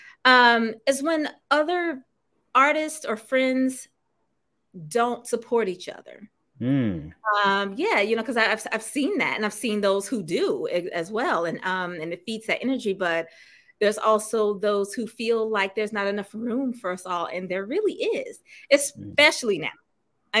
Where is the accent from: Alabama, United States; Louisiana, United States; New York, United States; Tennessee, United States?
Tennessee, United States; Memphis; now in Los Angeles, United States; my hometown. I'm from Memphis